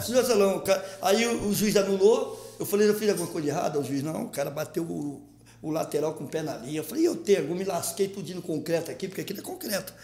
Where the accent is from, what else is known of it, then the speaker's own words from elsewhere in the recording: Rio de Janeiro, Brazil; also born or lived in Baixa do Sapateiro, Rio de Janeiro; Eu vim da Baixo Sapateiro com quatro anos de idade. Nasci lá. Baixo Sapateiro, já conhecido como Morro do Timbal. Aí fui para o Parque União com cinco anos de idade.